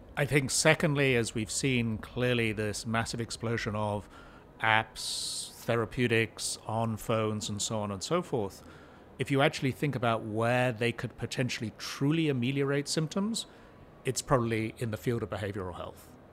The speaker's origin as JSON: {"language": "English", "region": "New Jersey", "country": "United States", "tie": "born or raised there", "said": "As you can tell from my accent, I'm a native New Jerseyan, which is where I live"}